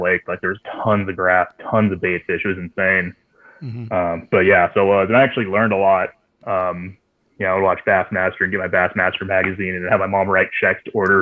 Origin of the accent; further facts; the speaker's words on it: Irvine, California, United States; moved away; also born or lived in East Coast; I grew up in Irvine